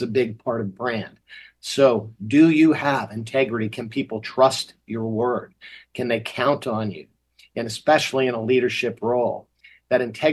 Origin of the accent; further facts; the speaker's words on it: Massachusetts, United States; when I was growing up in Massachusetts